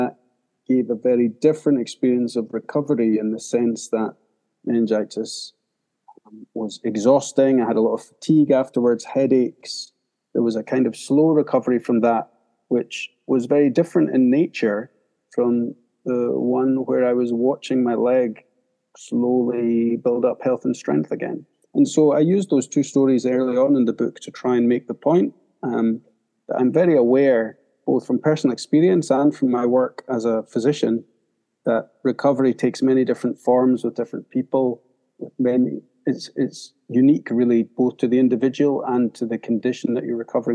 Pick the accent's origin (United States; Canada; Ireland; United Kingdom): United Kingdom; Scotland near Edinburgh; I grew up in Scotland near Edinburgh